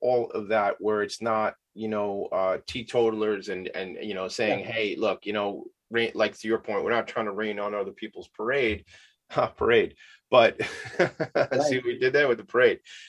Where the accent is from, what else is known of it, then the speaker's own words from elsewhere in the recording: Long Island, New York, United States; also born or lived in Franklin Square; I grew up out here on Long Island, right?